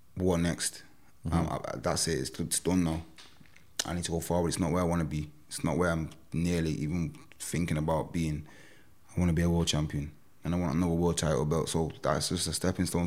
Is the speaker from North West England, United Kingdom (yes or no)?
yes; Manchester, North West England, United Kingdom; of here, of my hometown